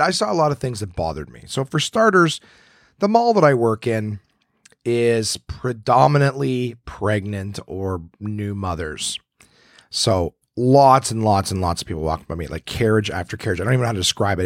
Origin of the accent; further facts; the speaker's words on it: Ottawa, Ontario, Canada; my hometown of Ottawa, Ontario